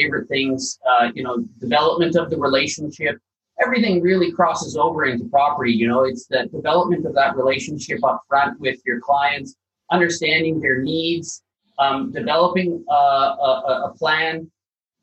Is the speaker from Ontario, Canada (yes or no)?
no; Calgary, Alberta, Canada; now in Sutherland Shire, Australia; I'm from Calgary, Alberta, right at the foothills of the Rocky Mountains.